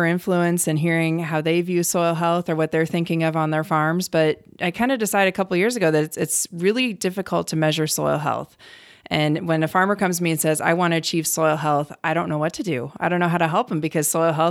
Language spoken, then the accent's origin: English; Cleveland, Ohio, United States; moved away as an adult; also born or lived in Colorado / Wyoming / Virginia; now in North Dakota, United States; I grew up in Cleveland, Ohio, not having anything to do with agriculture